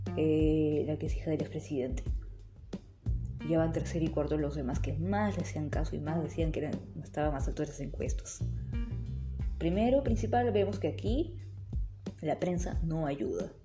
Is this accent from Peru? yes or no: yes; Peru; mi país, Perú